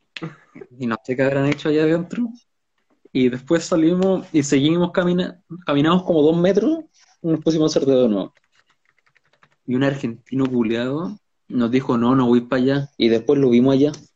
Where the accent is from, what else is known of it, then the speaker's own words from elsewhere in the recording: Valparaíso, Chile; Yo no soy del norte, soy de Valparaíso.